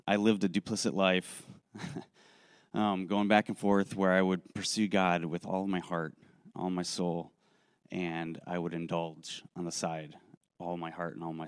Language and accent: English; Racine, Wisconsin, United States; I grew up in Racine, Wisconsin